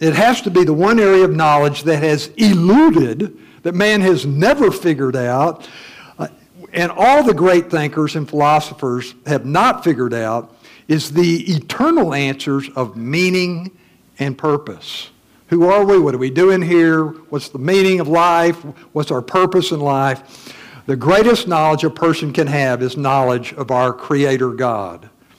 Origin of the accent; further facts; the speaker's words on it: Missouri, United States; You know, I'm from Missouri, the show me state.